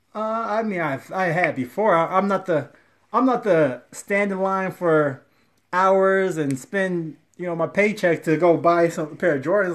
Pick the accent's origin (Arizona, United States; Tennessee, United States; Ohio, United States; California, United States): Ohio, United States; I'm from Ohio